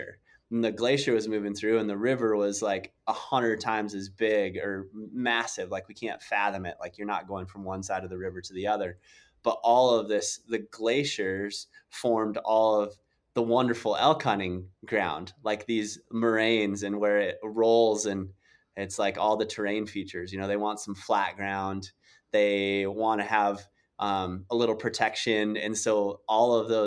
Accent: South Dakota, United States; I grew up in South Dakota

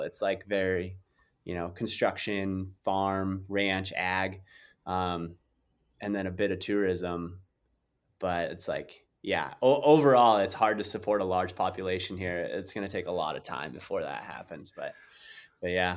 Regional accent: South Dakota, United States; I grew up in South Dakota

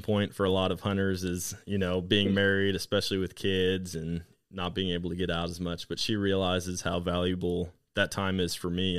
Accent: Wisconsin, United States; now in Missouri, United States; growing up in Wisconsin

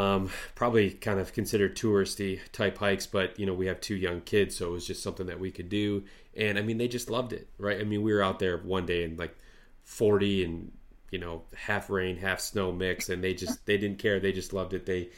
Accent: Midwest, United States; I'm from the Midwest and, you know, I hardly have ski hills here

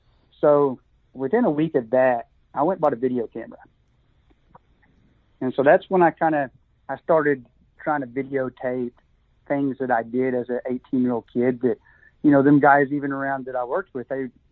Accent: Dale, Oklahoma, United States; I was from Dale.

